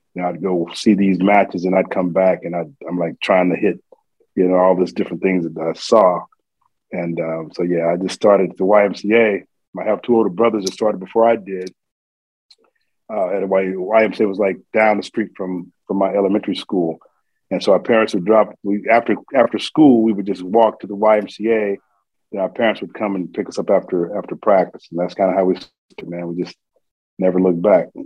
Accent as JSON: {"language": "English", "town": "Tulsa", "region": "Oklahoma", "country": "United States", "tie": "born or raised there", "said": "I grew up in Tulsa, Oklahoma."}